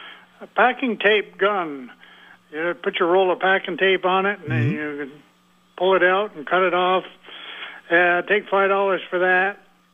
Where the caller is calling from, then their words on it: South Burlington, Vermont, United States; Yeah, this is … from South Burlington.